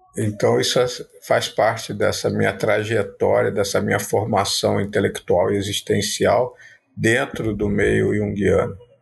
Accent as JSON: {"language": "Portuguese", "region": "Rio de Janeiro", "country": "Brazil", "tie": "born or raised there", "also_born_or_lived": "Paraíba", "said": "Apesar de ter parte da minha infância vivido na Paraíba, ter raízes em Minas Gerais, mas eu sou nascido no Rio de Janeiro"}